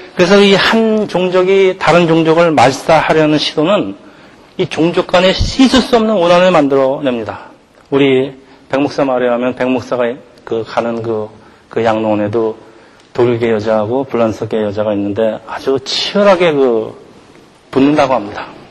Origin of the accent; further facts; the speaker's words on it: South Korea